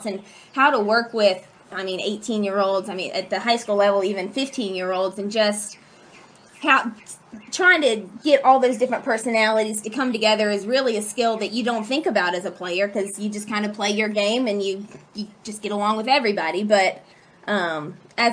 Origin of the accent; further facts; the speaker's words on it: LaGrange, Georgia, United States; moved away as an adult; also born or lived in Simpsonville, South Carolina; now in Anderson, United States; I'm from LaGrange, Georgia. I played softball at LaGrange Academy